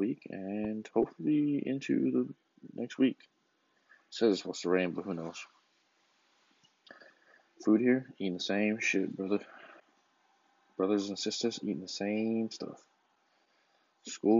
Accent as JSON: {"language": "English", "town": "Tucson", "region": "Arizona", "country": "United States", "tie": "born or raised there", "said": "my hometown, home city, Tucson"}